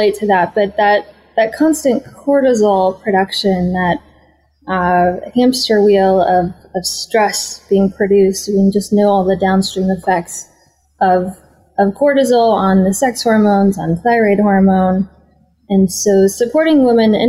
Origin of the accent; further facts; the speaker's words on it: Minnesota, United States; now in California, United States; growing up in the Midwest in America, in Minnesota